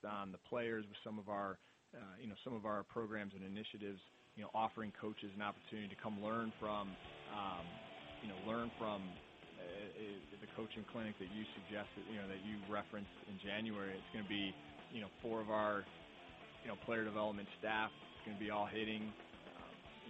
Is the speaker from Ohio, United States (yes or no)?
yes; Mentor, Ohio, United States; grew up in Mentor